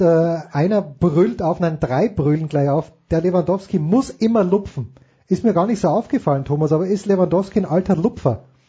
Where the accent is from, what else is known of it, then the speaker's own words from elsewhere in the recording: Austria; als Österreicher